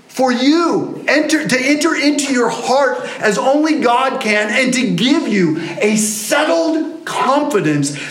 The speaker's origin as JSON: {"language": "English", "region": "England", "country": "United Kingdom", "said": "as an English person"}